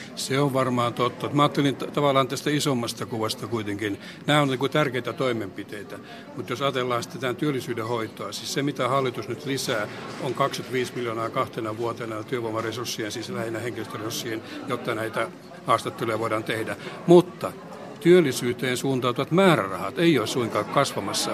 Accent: Pihtipudas, Central Finland, Finland; oma kotipaikkakuntani Pihtipudasta

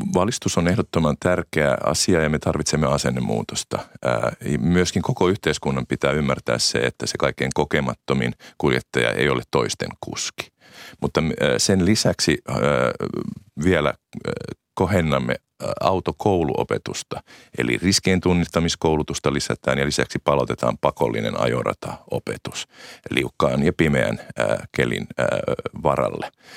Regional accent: Äänekoski, Central Finland, Finland; olen itse nelostieltä, kotoisin nelostie on, on, on kotikatuni Äänekoskella

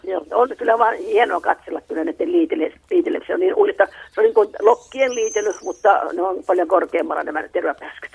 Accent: Kokkola, Central Ostrobothnia, Finland; now in Kuusamo, Finland; entisessä kotikaupungissani Kokkolassa

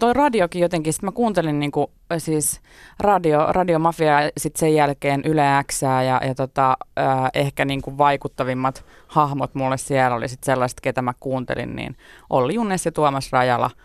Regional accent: Tampere, Pirkanmaa, Finland; moved away as an adult; 21 vuotta ehdin asua niin. Tampereella. Ää, ja tota, se on edelleen rakas kotikaupunki

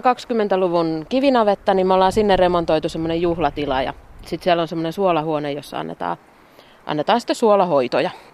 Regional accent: Tampere, Pirkanmaa, Finland; moved away as an adult; now in Taivalkoski, Finland; mäkin olen Tampereelta kotoisin niin, ja lähes koko elämäni kaupungissa asunut

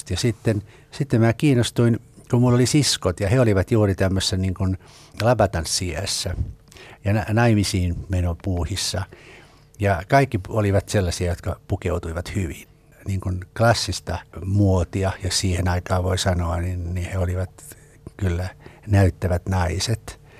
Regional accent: Karelia, Finland; accent: Karelian; mä puhuin Karjalan murretta

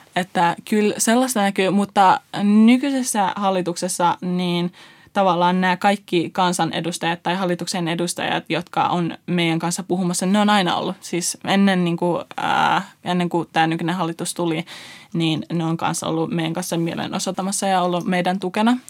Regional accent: Finland; also born or lived in Iran / Afghanistan (roots); vuoden ikäisenä me muutettiin Suomeen YK kautta ää, kiintiöpakolaisina

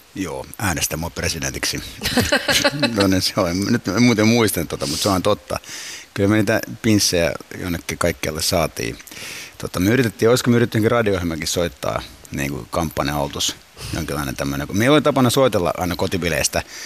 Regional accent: Finland; also born or lived in Cyprus; me muutettiin Suomeen, se halusi mulle suomalaisen kasvatuksen ja koulutuksen. Ja muutettiin Suomeen silloin neljä ja viiden ikävuoden välissä

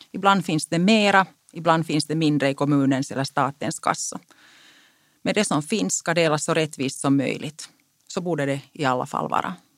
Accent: Karis, Uusimaa, Finland; first language Finnish; Swedish is a second language; Jag är född och uppvuxen i Karis i en finskspråkig familj.

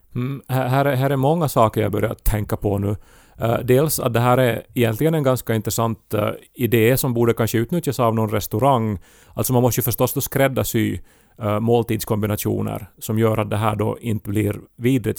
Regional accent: Finland; är jag finländare

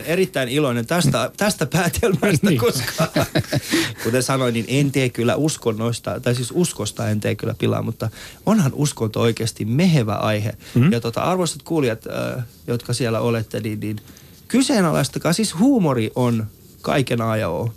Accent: Helsinki, Uusimaa, Finland; also born or lived in Iran; Mä oon kasvanut muslimiperheessä ja, ja tota, Kontulassa

